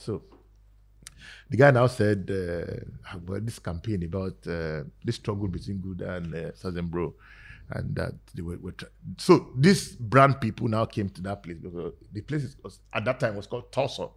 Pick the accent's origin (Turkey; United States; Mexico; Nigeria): Nigeria; I'm just like another Ni- Nigerian